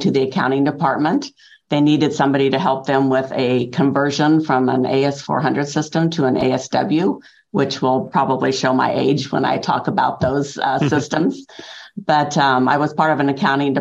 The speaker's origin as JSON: {"language": "English", "region": "Iowa", "country": "United States", "moved": "as an adult", "lives_now": "Peoria, United States", "said": "I'm actually from Iowa, and my husband's job brought us to Illinois about 30 years ago"}